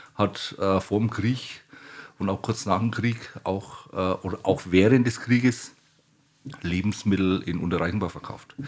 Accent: Franconia, Bavaria, Germany; mich als gebürtigen Franken

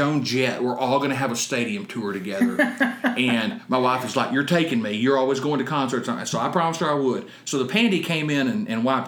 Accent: Texas, United States; I am from Texas

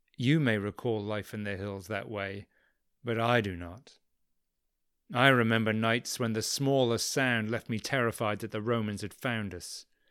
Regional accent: England, United Kingdom; moved away; I'm from England originally.

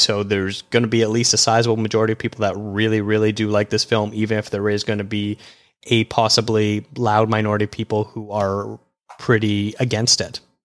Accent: Canada; a Canadian film critic

